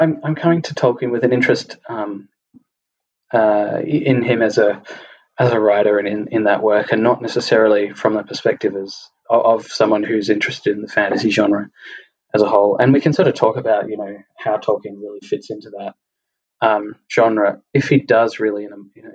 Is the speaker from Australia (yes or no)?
yes; Australia; accent: Australian; from my accent being Australian